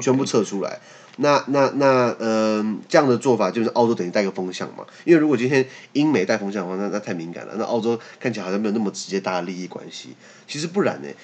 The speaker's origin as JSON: {"language": "Chinese", "country": "Taiwan", "said": "我们在台湾"}